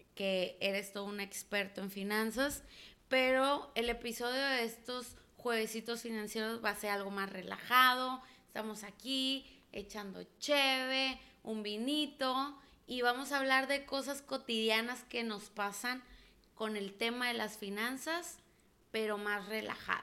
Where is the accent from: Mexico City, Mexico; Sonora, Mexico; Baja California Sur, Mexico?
Baja California Sur, Mexico; La Paz; now in Monterrey, Mexico; soy foránea, que soy de La Paz, Baja California